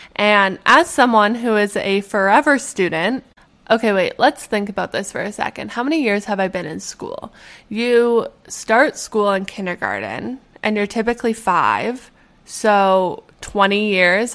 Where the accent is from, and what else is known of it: Edmonton, Alberta, Canada; born or raised there; moved away